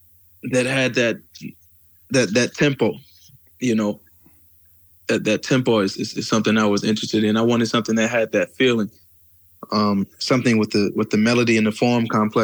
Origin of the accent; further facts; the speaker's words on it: the South, United States; I grew up in the South, so I grew up around, I'm sorry about that. I grew up with a certain type of soul and blues